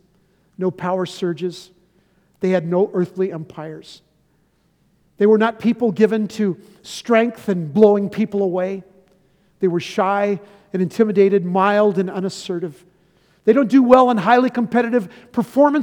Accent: San Diego, California, United States; also born or lived in Chicago; Sherry and I grew up in San Diego

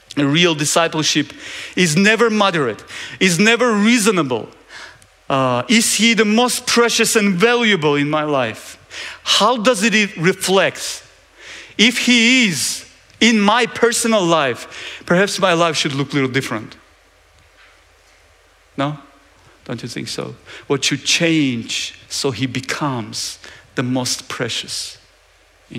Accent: Georgia; I'm from Georgia

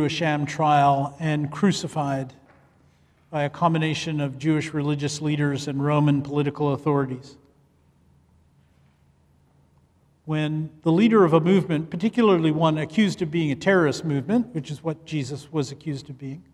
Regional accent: Canada; moved away as an adult; also born or lived in Ethiopia; I grew up in Canada. I am a Canadian

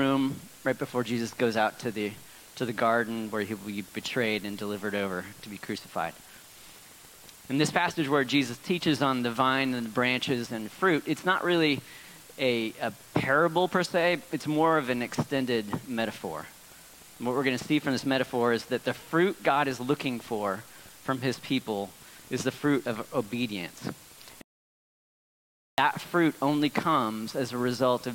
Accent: Northern California, United States; I grew up in Northern California

